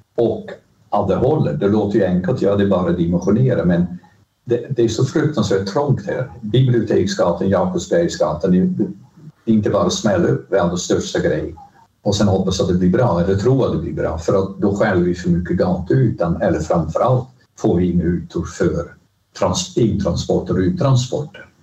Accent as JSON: {"language": "Swedish", "town": "Rotterdam", "region": "South Holland", "country": "Netherlands", "tie": "born or raised there", "second_language": "Swedish", "moved": "as an adult", "lives_now": "Sweden", "said": "Högre Tekniska Skolan i Rotterdam som jag betraktar som min hemstad"}